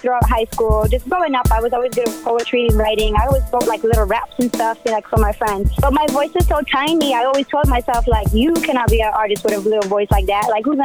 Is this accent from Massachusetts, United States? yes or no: yes; Massachusetts, United States; I was born and raised here in Mass my entire